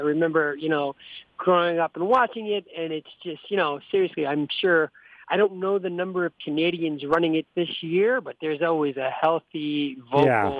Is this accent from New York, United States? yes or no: yes; New York, United States; Here's an old joke about New York that's no longer applicable, but I'll still make just because it's my hometown.